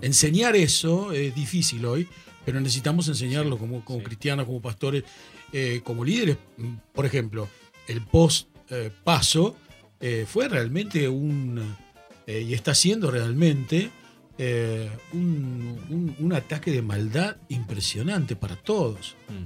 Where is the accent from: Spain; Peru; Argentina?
Argentina; yo soy argentino, formo parte de un país